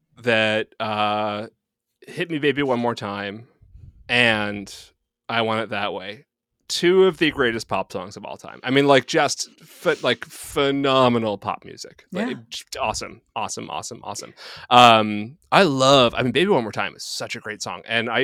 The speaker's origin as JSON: {"language": "English", "town": "Boston", "region": "Massachusetts", "country": "United States", "said": "They were from Boston. I was from Boston."}